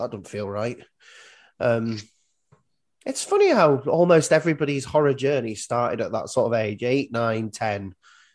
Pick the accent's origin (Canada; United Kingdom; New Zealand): United Kingdom; as a British person